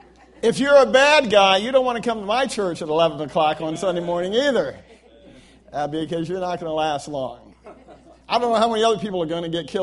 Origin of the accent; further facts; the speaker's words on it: Guam; born there; I could have been born in El Salvador. And instead, I was born in Guam. and that's because my dad was a Marine.